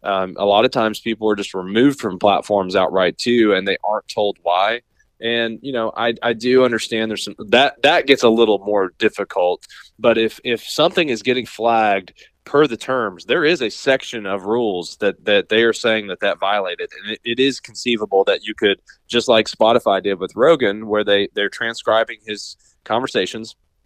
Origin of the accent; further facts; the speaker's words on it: Appalachia, United States; Like, I grew up in Appalachia, where the things that are socially acceptable where I grew up, you cannot do in Silicon Valley without being looked at funny, right?